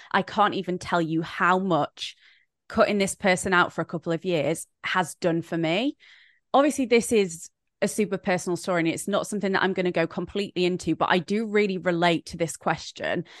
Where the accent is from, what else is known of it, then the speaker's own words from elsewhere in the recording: Brighton, South East England, United Kingdom; an influencer from Brighton, England